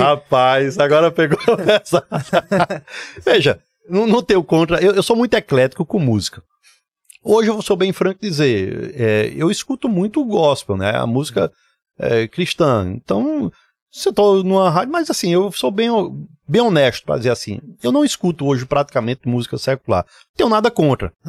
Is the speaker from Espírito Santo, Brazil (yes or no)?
no; Recife, Pernambuco, Brazil; also born or lived in Garanhuns; eu nasci em Garanhuns, vim para Recife. Minha vida foi muito entre Garanhuns e Recife. Uh, nos mudamos para cá em final de 1977. Eu tinha quatro, cinco, ia fazer cinco anos de idade